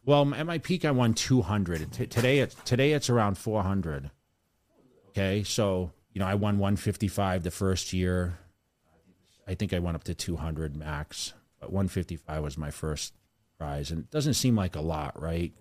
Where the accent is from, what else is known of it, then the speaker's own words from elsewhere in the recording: Sterling, Massachusetts, United States; moved away; I grew up in Sterling